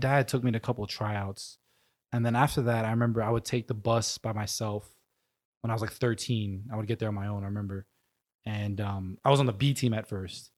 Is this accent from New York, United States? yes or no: yes; New York, United States; born and raised in New York, um, a small neighborhood called Rosebud Island between, uh, Manhattan and Queens